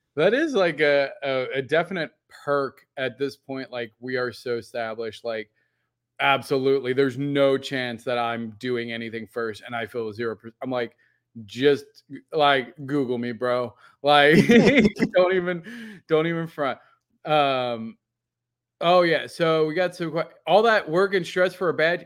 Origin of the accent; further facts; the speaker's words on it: Midwest, United States; I'm from Midwest